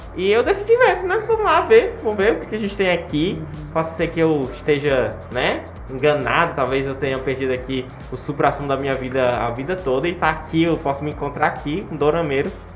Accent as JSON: {"language": "Portuguese", "country": "Brazil", "said": "Eu sou brasileiro, eu sou latino, meu sangue é quente"}